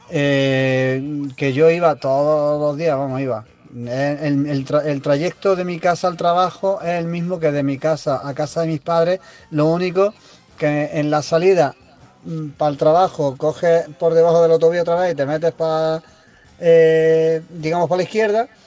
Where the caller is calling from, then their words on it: Granada, Andalusia, Spain; de Granada.